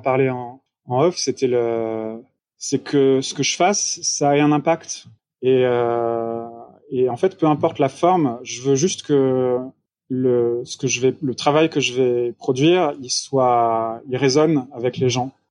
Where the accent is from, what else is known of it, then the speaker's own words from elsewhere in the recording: France; nous on trouve en tant que Français